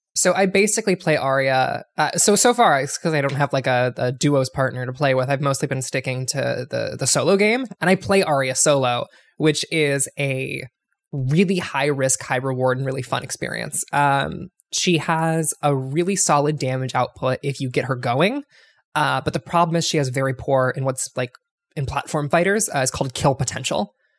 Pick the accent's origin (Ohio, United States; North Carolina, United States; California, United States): Ohio, United States; I'm from the LeBron James part of Ohio